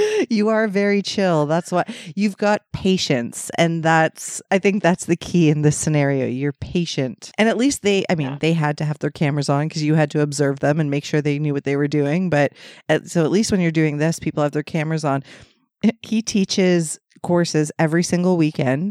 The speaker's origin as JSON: {"language": "English", "region": "Ontario", "country": "Canada", "said": "somebody would find out I was from Ontario"}